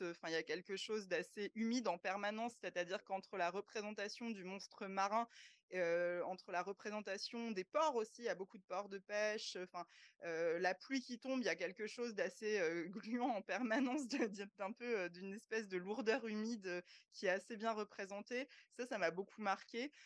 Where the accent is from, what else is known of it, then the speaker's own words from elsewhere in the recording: France; chez nous en France